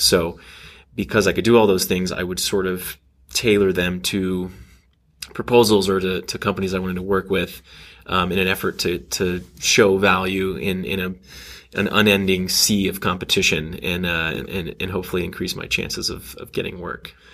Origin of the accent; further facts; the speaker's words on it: Texas, United States; moved away as an adult; also born or lived in Kansas City, Missouri / Austin, Texas / Grapevine, Texas / Los Angeles, California; grew up in Texas uh, for most of my life. Uh, did a couple of stints in Kansas City, Missouri uh, for dad's job but mostly in Austin and then Grapevine, which is in between Dallas and Fort Worth